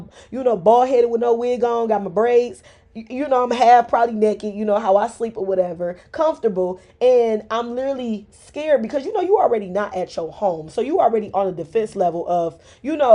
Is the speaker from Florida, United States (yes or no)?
no; Detroit, Michigan, United States; I am from Mexican Town. I am originating from Southwest Detroit.